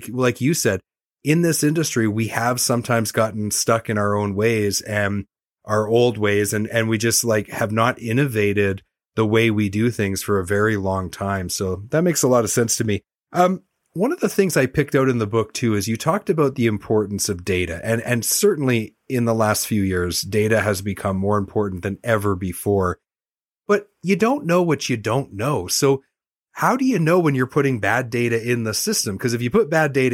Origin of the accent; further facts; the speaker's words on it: Canada; also born or lived in Vancouver, Canada; as a Canadian, and I used to live in Vancouver and sell parts